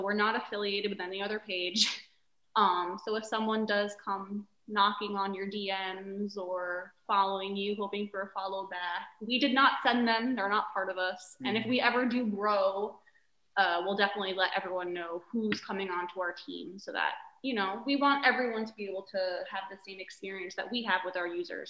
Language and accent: English; Long Island, New York, United States; also born or lived in Houston; now in Windermere, United States; my parents live in New York still, where we're originally from Long Island